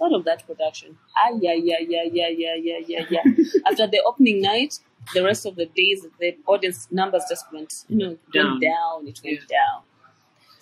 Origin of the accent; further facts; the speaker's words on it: Kenya; as a Kenyan